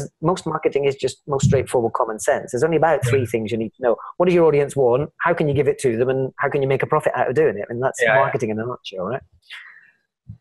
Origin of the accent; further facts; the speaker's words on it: Scotland, United Kingdom; I'm Scottish.